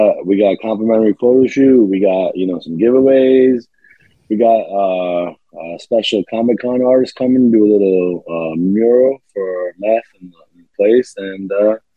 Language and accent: English; New York City, New York, United States; I'm from Staten Island